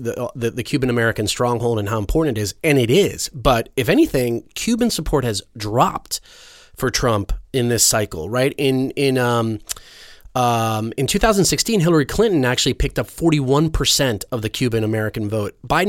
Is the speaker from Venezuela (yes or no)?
yes; Venezuela; I grew up in Venezuela, spent some years there, but at a time that was completely different, right? So I have the perspective of remembering my childhood in Venezuela